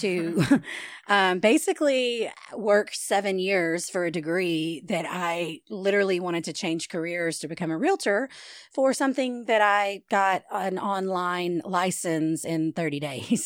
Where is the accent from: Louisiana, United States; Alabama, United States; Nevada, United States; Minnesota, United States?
Louisiana, United States; Shreveport; also born or lived in Benton, Louisiana; I was born and raised in Shreveport